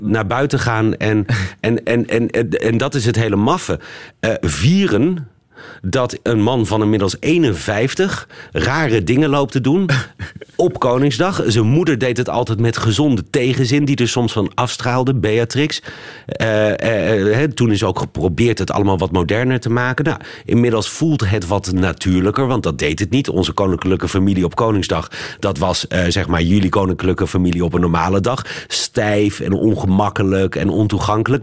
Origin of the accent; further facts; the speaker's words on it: Netherlands; moved away as an adult; also born or lived in Beirut, Lebanon; now in Brussels, Belgium; ik ben uh, al 14 jaar Nederlander in het buitenland.